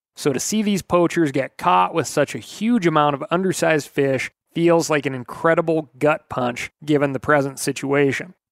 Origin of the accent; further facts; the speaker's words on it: Montana, United States; here in my home state of Montana. We had essentially zero turkeys in the state when I was growing up